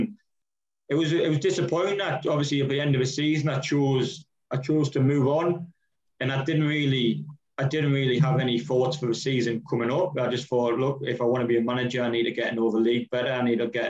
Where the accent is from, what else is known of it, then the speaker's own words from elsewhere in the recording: near Durham, North East England, United Kingdom; I'm from Bourbon, which is just outside of Durham.